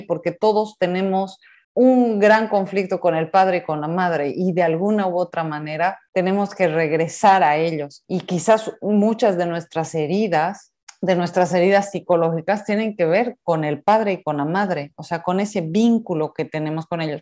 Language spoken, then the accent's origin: Spanish; Mexico; yo soy mexicana, bien, bien mexicana